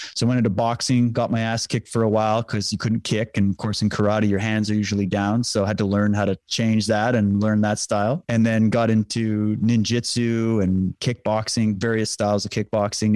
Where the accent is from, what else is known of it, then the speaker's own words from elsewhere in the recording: Saskatchewan, Canada; I grew up in Saskatchewan